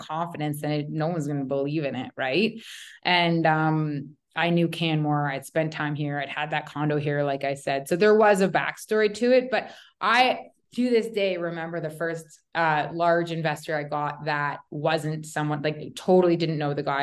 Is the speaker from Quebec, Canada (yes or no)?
no; Toronto, Ontario, Canada; moved away; also born or lived in Calgary, Alberta / Canmore, Alberta; I'm from Toronto originally